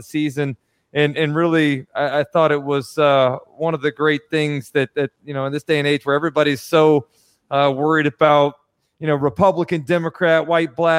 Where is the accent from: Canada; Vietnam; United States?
United States; Gainesville, Florida; I'm from Gainesville here, a little suburban white dude.